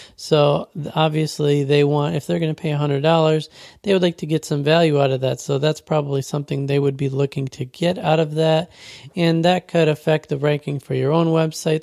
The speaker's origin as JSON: {"language": "English", "region": "Western New York", "country": "United States", "tie": "born or raised there", "said": "Grew up in, uh, Western New York by the Buffalo Bills"}